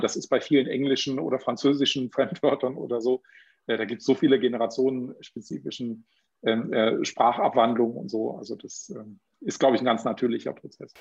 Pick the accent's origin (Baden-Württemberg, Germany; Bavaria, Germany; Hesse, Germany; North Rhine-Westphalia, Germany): Baden-Württemberg, Germany; Bei uns in Baden-Württemberg